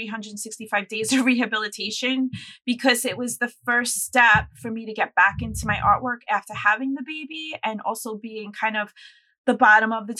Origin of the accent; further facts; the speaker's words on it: New York, United States; I'm a New Yorker, I'm born and raised here.